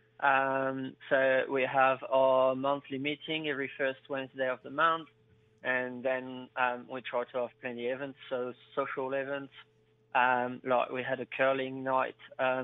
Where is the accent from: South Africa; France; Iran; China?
France; moved away as an adult; also born or lived in England; now in Winton, New Zealand; Originally, I'm coming from France